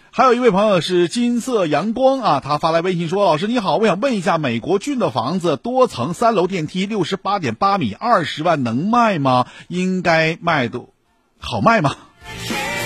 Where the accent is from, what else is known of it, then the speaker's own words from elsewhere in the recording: Shenyang, Liaoning, China; 我们沈阳